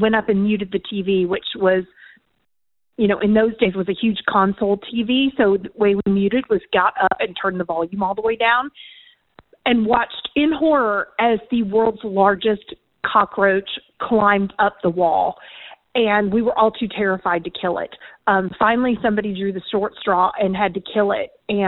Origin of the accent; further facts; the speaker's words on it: Florida, United States; teenager in the 80s, watching television on a Friday night with my siblings. I grew up in Florida where cockroaches were just part of your life.